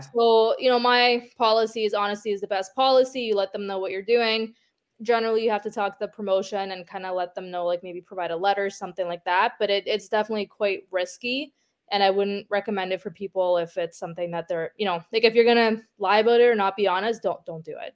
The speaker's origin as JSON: {"language": "English", "country": "Ukraine", "moved": "yes", "lives_now": "Toronto, Canada", "said": "I'm from Ukraine"}